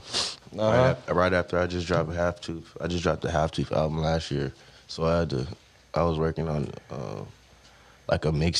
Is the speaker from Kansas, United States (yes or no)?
no; Stockton, California, United States; also born or lived in San Jose; now in Los Angeles, United States; I grew up in Stockton. Can't I was see? Born in San Jose.